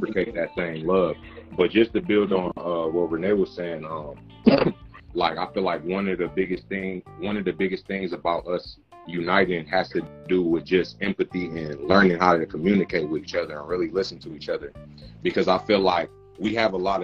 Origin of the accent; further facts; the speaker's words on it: Detroit, Michigan, United States; I'm from Michigan and Detroit